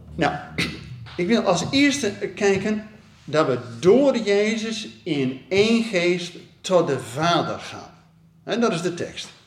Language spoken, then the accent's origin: Dutch; Netherlands; als Nederlanders